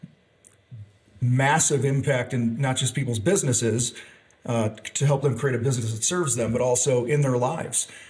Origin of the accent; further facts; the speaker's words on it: outside of Chicago, Illinois, United States; moved away as an adult; I grew up outside of Chicago